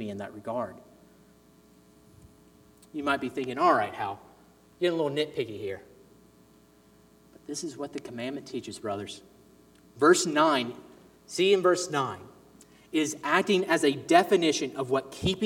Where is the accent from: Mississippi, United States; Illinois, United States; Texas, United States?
Mississippi, United States; Ridgeland; also born or lived in Jackson, Mississippi; We lived in the suburbs of Ridgeland, actually, here in Mississippi, but the church I grew up in was in Fondren, the Jackson area